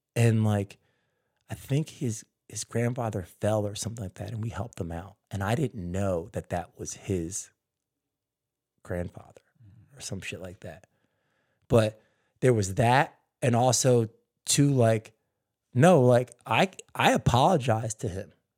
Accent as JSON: {"language": "English", "region": "New Jersey", "country": "United States", "tie": "born or raised there", "also_born_or_lived": "Philadelphia, Pennsylvania", "moved": "yes", "lives_now": "California, United States", "said": "I was born in Philly, and I grew up in Jersey"}